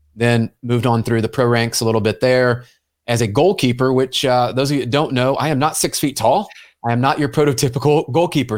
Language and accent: English; Memphis, Tennessee, United States; moved away; I grew up in Memphis, Tennessee